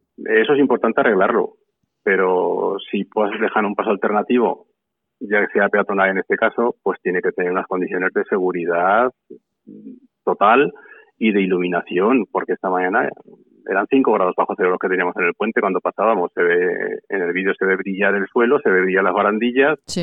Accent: Santa Eulalia de Gállego, Aragon, Spain; Santa Eulalia es un pueblo pequeño. Estamos en la provincia de Zaragoza

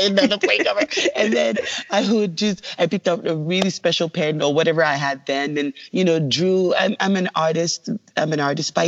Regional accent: Lagos, Nigeria; moved away; I was born in Lagos, Nigeria

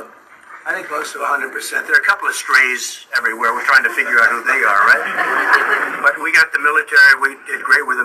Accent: New York City, New York, United States; when I was growing up in Brooklyn and Queens

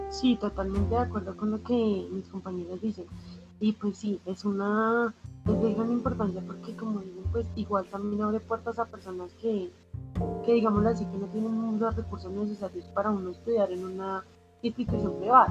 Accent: Colombia; somos estudiantes de la Universidad Distrital y que somos colombianos

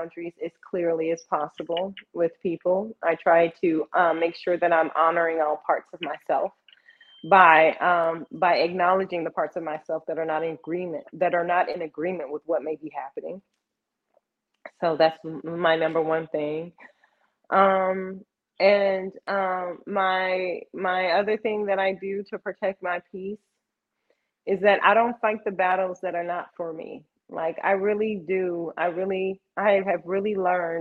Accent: Texas, United States; I am Texan

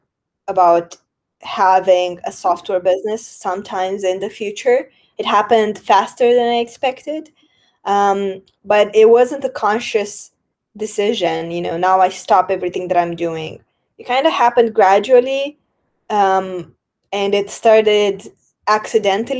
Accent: Moldova; my home country, Republic of Moldova

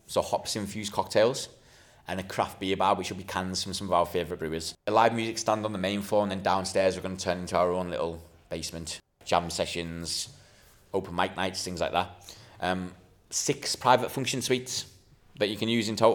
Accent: Lake District, North West England, United Kingdom; moved away; I'm from the Lake District, you know. We didn't grow up drinking lager up there

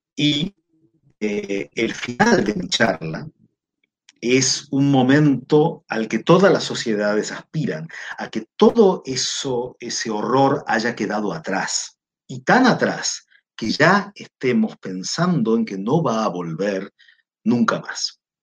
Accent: Argentina; now in Chile; yo soy argentino, vivo en Chile

